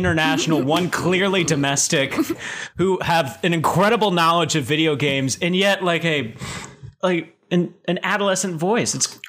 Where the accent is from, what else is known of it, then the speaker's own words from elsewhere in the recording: Dallas, Texas, United States; moved away as an adult; also born or lived in Amarillo, Texas / California; now in Los Angeles, United States; I'm from Dallas, Texas, originally. I had a brief stint in first grade in Amarillo, Texas. But, you know, North Texas my whole life. And then I moved to California for Chapman University.